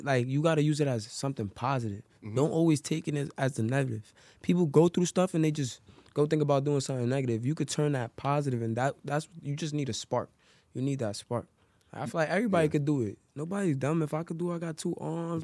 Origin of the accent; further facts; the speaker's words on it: New York City, New York, United States; I'm from Harlem, New York